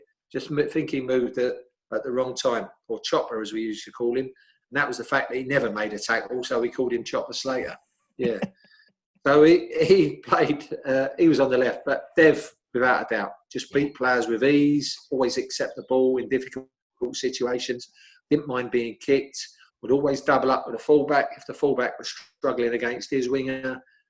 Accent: London, United Kingdom; me, him and Parksy, being the foreign players, Russ, because we came from West London.

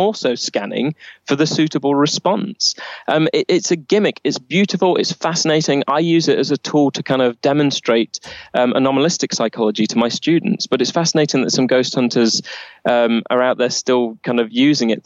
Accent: Nottingham, East Midlands, United Kingdom; my hometown of Nottingham

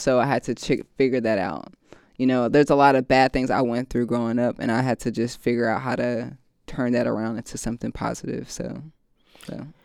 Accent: Raleigh, North Carolina, United States; now in Los Angeles, United States; I'm from Raleigh, North Carolina. Um, I'm the only child

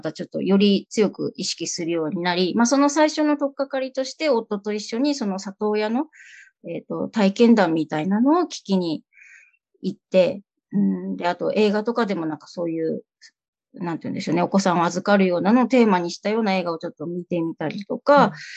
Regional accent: Kyushu, Japan; moved away as an adult; now in Tokyo, Japan; 九州の片田舎で生まれ育ち

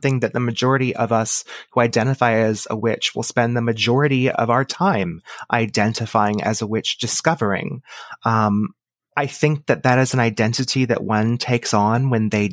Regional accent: Texas, United States; I was born and raised in Texas. I still live here now

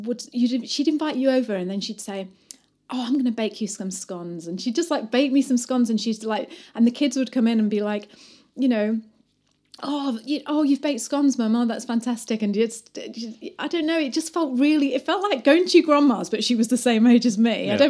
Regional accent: Bath, South West England, United Kingdom; moved away as an adult; now in New Zealand; I came from England in Bath, and I was used to like women being like my age.

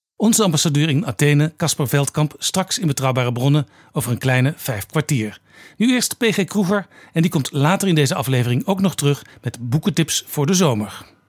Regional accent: Amsterdam, North Holland, Netherlands; ik als Amsterdammer

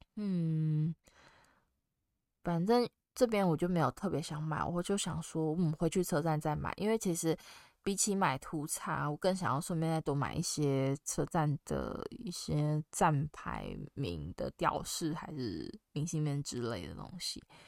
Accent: Taiwan; 我是台湾人

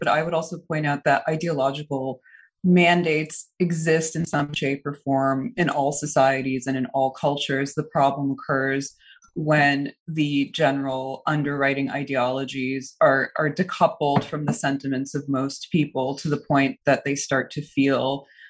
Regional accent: New Jersey, United States; English is a second language; also born or lived in Moscow, Russia; And I was born in Moscow, and I came to the United States when I was 5 years old and settled in New Jersey with my family.

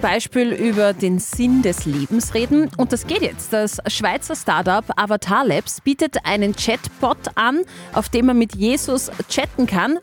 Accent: Austria; wir Österreicher

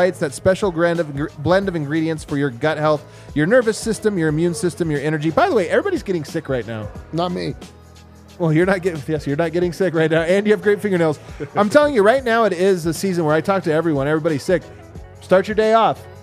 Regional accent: Arizona, United States; I am from Arizona, and I'm curious about your golf tur- tournament, sir.

